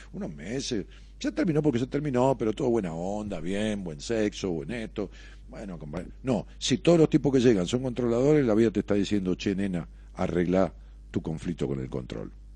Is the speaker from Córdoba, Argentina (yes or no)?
no; La Matanza, Buenos Aires, Argentina; mi pueblo, de la, de la matanza